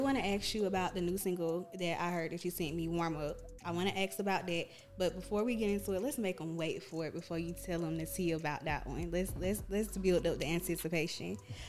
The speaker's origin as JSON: {"language": "English", "town": "Atlanta", "region": "Georgia", "country": "United States", "said": "I'm from Atlanta."}